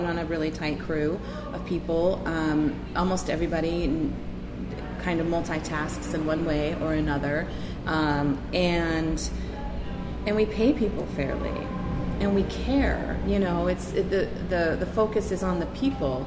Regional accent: Ketchikan, Alaska, United States; I remember growing up in Ketchikan, and I remember all the little stores

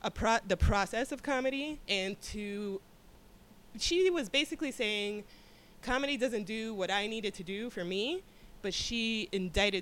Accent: Miami, Florida, United States; I'm from Miami

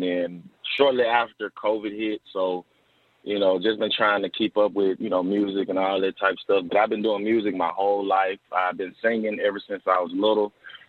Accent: Memphis, Tennessee, United States; also born or lived in Olive Branch, Mississippi / Oxford, Mississippi; Oh, man, I'm from Memphis, Tennessee, you know what I'm saying? Grew up on the east side over there behind Evers Elementary right there on Clearbrook Street. Moved to Olive Branch, which is right across the state line in Mississippi.

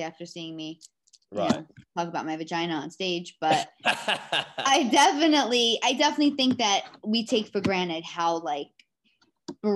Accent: New York City, New York, United States; I grew up in the Bronx

